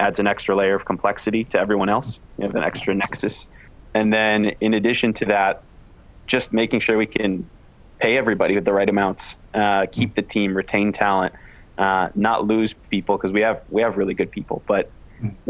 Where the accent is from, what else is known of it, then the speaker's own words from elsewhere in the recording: Wisconsin, United States; moved away as an adult; also born or lived in Chile / Mexico / Colombia; I'm from Wisconsin originally, which is where I am now